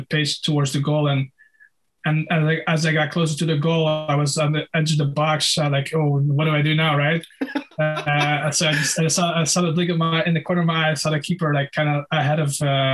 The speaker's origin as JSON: {"language": "English", "country": "Netherlands", "tie": "born or raised there", "said": "at the local amateur club in Holland"}